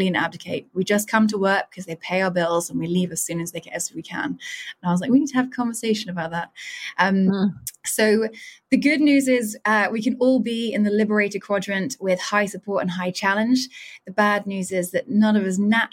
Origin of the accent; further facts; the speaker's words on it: United Kingdom; I'm a Brit